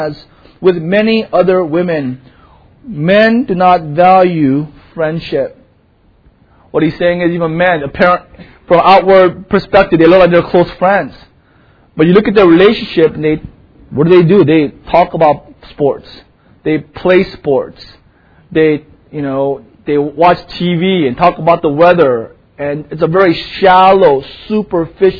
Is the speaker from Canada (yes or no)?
no; South Korea; now in United States; for most, a bulk of my life, I grew up in Korea